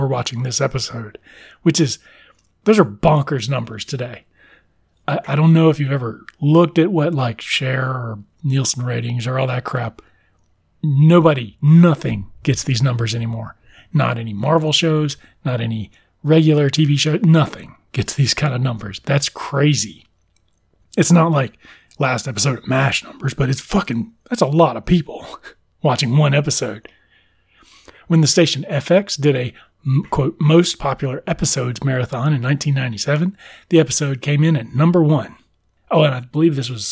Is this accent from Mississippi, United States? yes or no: yes; South Mississippi, United States; I did not have Fox in my hometown, which is kind of interesting, the theme of the show. A lot of people that had satellites did, but South Mississippi did not have a Fox affiliate